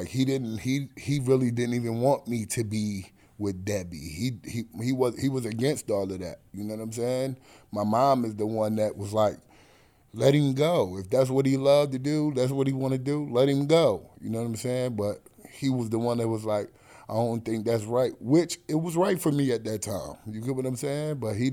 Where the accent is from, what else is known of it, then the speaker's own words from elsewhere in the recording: Atlantic City, New Jersey, United States; also born or lived in Pleasantville; But Atlantic City is home for me. I was born in Atlantic City. We moved from Atlantic City to Pleasantville, which is like moving from Brooklyn to Queens.